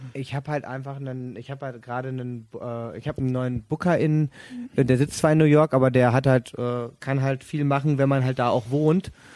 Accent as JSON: {"language": "German", "area": "Sauerland", "region": "North Rhine-Westphalia", "country": "Germany", "moved": "yes", "lives_now": "Cologne, Germany", "said": "ich dann halt als Sauerländer"}